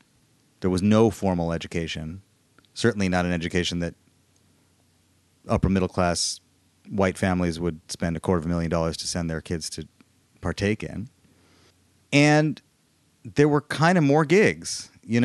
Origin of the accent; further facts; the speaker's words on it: Midwest, United States; I'm from the Midwest